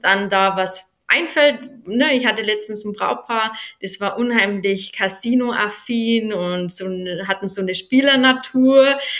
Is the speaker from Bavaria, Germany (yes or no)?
yes; near Mühldorf am Inn, Bavaria, Germany; accent: Upper Bavarian; now in Eschenbach, Germany; ich habe einen oberbayerischen Dialekt. Hm, ich komme gebürtig aus der Nähe von Mühldorf am Inn